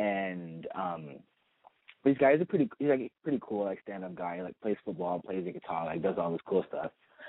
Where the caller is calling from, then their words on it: Studio City, California, United States; Studio City 18.